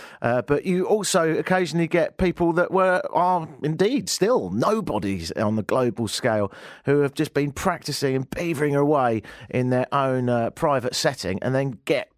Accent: Spain; So I'm from Spain, I go to London, and then I'm going to a wedding in Italy

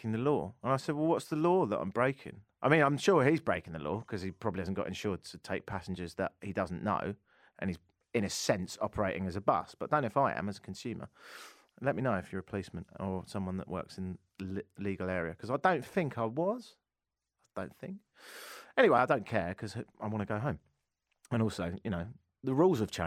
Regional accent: United Kingdom; now in Canada; I'm British

